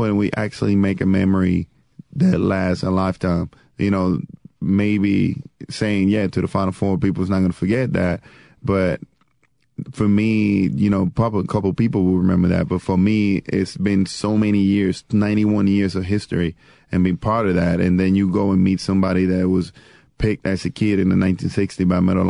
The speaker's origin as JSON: {"language": "English", "country": "Puerto Rico", "tie": "born or raised there", "moved": "yes", "said": "First Puerto Rican born and raised in Puerto Rico"}